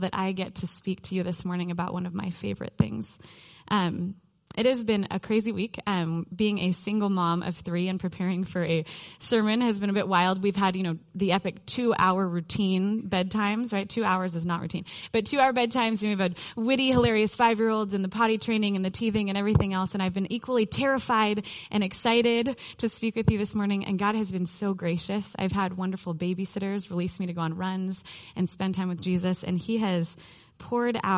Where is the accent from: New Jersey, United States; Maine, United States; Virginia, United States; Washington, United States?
Washington, United States; Mercer Island; I graduated from Mercer Island High School in the last year of the last century, 1999